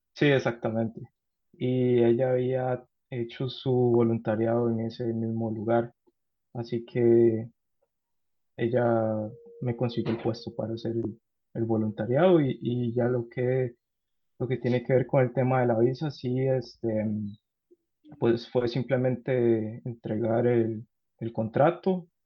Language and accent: Spanish; San José, Costa Rica; moved away as an adult; now in Karlsruhe, Germany; yo soy de Costa Rica